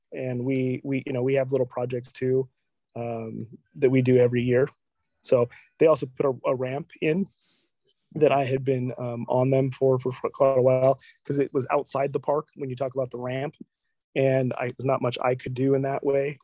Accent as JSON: {"language": "English", "town": "Olympia", "region": "Washington", "country": "United States", "tie": "born or raised there", "also_born_or_lived": "Aberdeen, Washington", "said": "I was originally from uh, born in Aberdeen, um, yes. and I grew up in Olympia"}